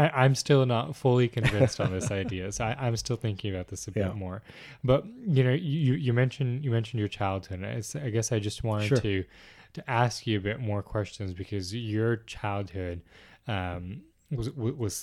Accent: Vaughan, Ontario, Canada; I grew up in Peace Village, so I have that strong attachment to my community

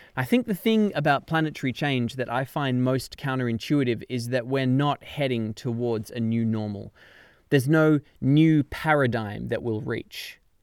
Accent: Canberra, Australian Capital Territory, Australia; moved away as an adult; now in London, United Kingdom; My hometown of Canberra in Australia

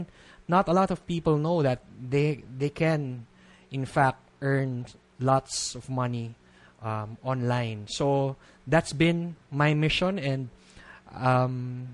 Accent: Philippines; being a Filipino

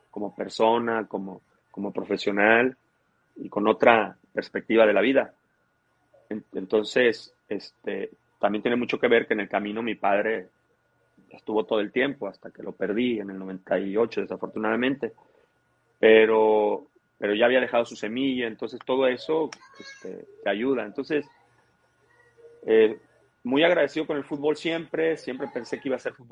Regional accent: Tampico, Tamaulipas, Mexico; born there; now in Cadereyta, Mexico; yo te dije que nací en Tampico y cuando

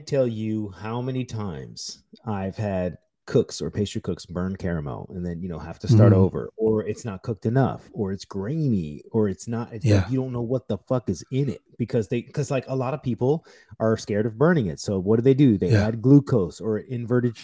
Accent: United States; I am American

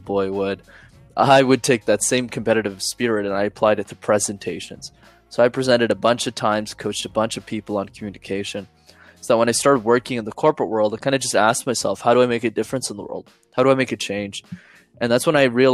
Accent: Montreal, Quebec, Canada; I'm from Montreal

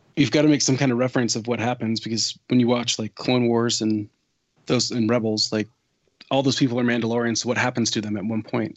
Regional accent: Washington, United States

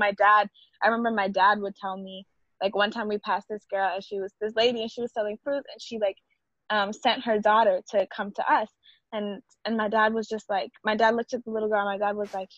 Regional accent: Gambia; now in United States; growing up in Gambia

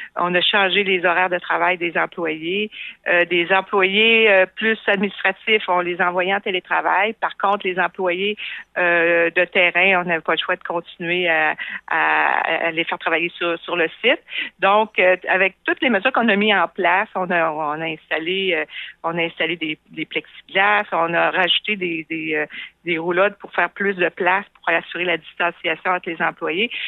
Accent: Quebec City, Quebec, Canada; also born or lived in Montreal; j'ai été élevée ici à Québec

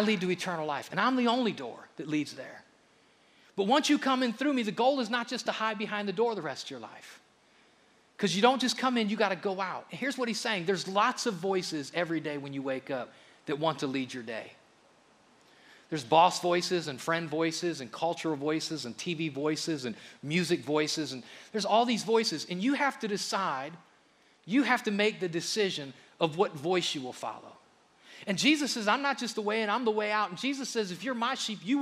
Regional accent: Akron, Ohio, United States; I grew up in Akron, a little bit of an urban area, and we had a community pool, Reservoir Park.

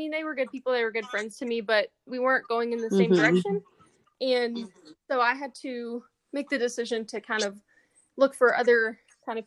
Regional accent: Palestine, Texas, United States; moved away as an adult; now in Lubbock, United States; I'm from Palestine, Texas. It's a smaller town in East mm-hmm. Texas, and I moved here in 2016.

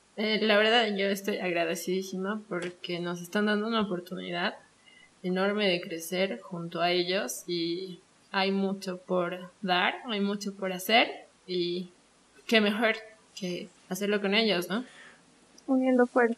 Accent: Bolivia

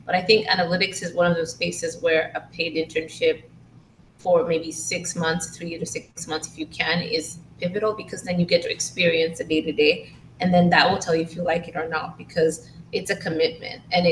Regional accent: Tanzania; I'm from Tanzania

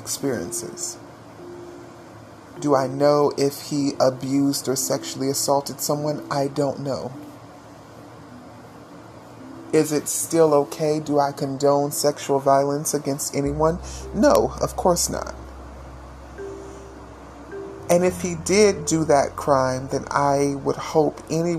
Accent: Fayette County, West Virginia, United States; moved away; I was in my hometown of Fayette County, West Virginia

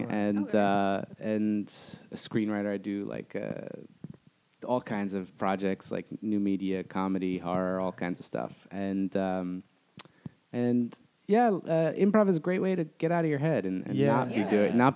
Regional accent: New Jersey, United States; moved away as an adult; now in Los Angeles, United States; I'm from New Jersey

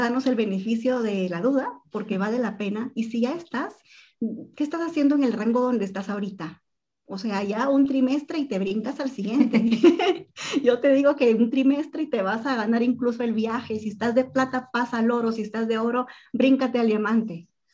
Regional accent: Guatemala; los guatemaltecos que llegamos

